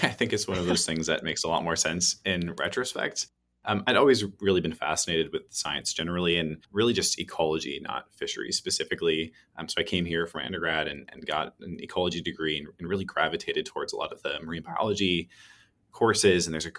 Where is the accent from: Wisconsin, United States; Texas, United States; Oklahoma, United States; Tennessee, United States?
Wisconsin, United States; now in Seattle, United States; I grew up in Wisconsin on the shores of Lake Michigan